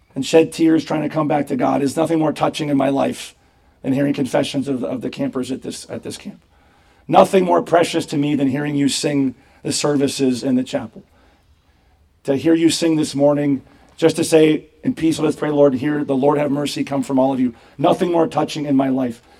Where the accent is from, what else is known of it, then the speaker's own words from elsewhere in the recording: United States; as Americans